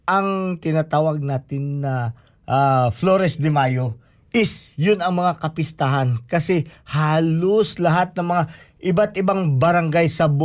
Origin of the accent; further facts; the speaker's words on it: Philippines; Ibig sabihin, pag sinuot ko ito, malaman mo talaga na Pilipino ako kasi hindi yan sinusuot ng ibang bansa.